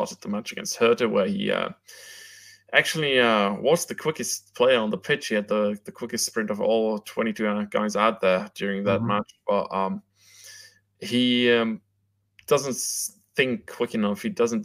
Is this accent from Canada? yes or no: no; Germany; I was born in Germany